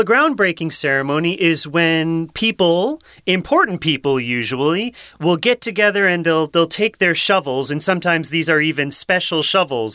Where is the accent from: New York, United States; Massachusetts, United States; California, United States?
Massachusetts, United States; moved away as an adult; also born or lived in Rhode Island; now in Taiwan; I grew up in Massachusetts, and then I went to school in Rhode Island